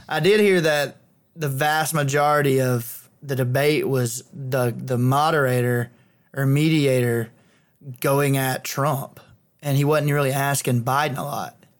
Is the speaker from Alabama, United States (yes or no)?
yes; Clanton, Alabama, United States; my hometown